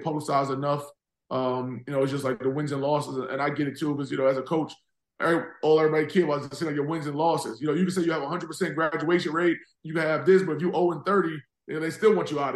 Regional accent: New York City, New York, United States; I'm a South Jamaica Queens guy

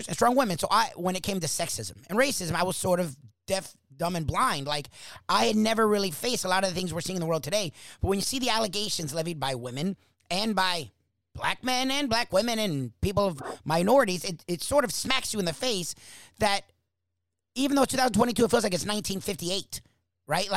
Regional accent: South Florida, United States; I'm born and raised in South Florida.

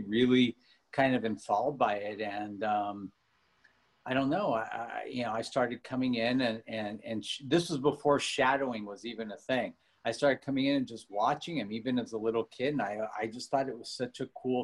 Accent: Los Angeles, California, United States; also born or lived in Switzerland / Beverly Hills; I grew up really poor. We had nothing. I grew up in Granada Hills

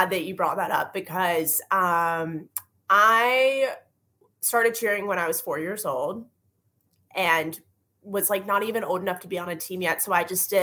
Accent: North Carolina, United States; growing up in North Carolina

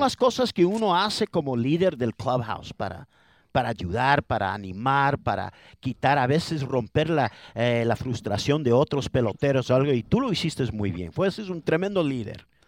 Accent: Ecuador; now in Los Angeles, United States; yo no soy mexicano, soy ecuatoriano

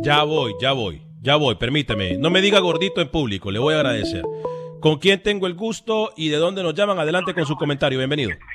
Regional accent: Honduras; su servidor de Honduras

